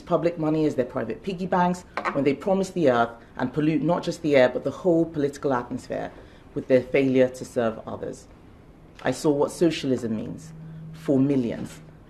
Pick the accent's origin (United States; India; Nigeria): Nigeria; now in United Kingdom; I grew up in Nigeria